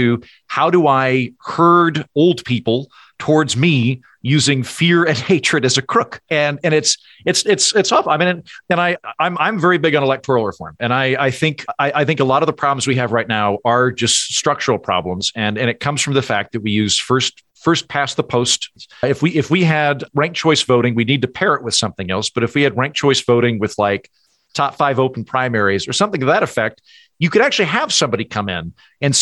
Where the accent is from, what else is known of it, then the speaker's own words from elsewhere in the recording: United States; as an American